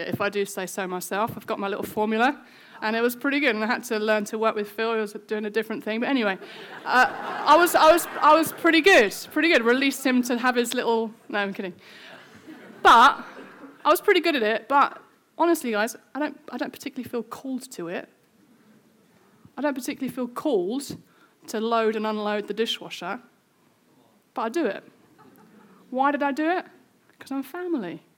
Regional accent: United Kingdom; we're British

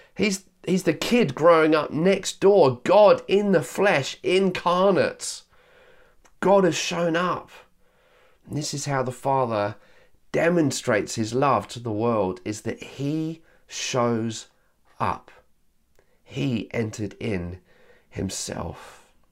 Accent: Yorkshire and the Humber, United Kingdom; I was born in Yorkshire

